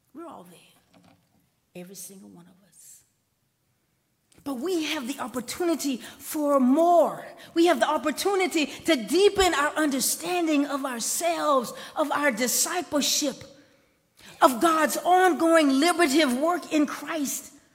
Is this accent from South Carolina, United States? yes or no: yes; Columbia, South Carolina, United States; when I was growing up in Columbia, and I, I was like the 1970s, my sister attended Booker T. Washington High School. It was the first black high school in Columbia